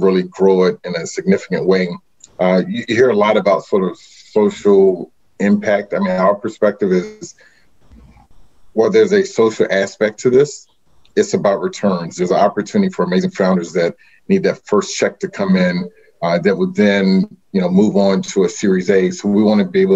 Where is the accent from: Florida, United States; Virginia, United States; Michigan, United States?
Virginia, United States; Hampton; I was born and raised in Hampton, Virginia.